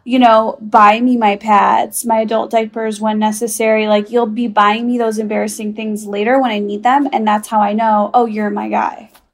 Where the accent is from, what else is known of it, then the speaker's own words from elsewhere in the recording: Chicago, Illinois, United States; I'm from Chicago